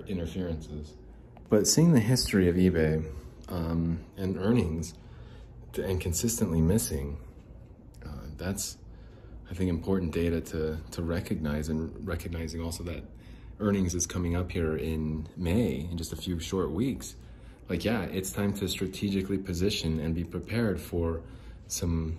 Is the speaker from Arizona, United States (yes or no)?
yes; Phoenix, Arizona, United States; also born or lived in Salt Lake City, Utah; I'm from Salt Lake City, Utah. Well, I'm from Phoenix